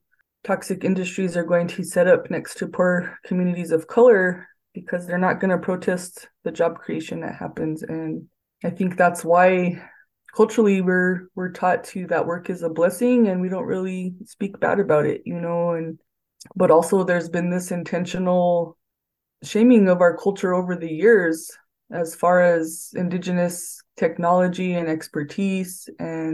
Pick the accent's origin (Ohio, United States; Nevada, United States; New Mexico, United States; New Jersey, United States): New Mexico, United States; Santa Clara Pueblo; I'm from Santa Clara Pueblo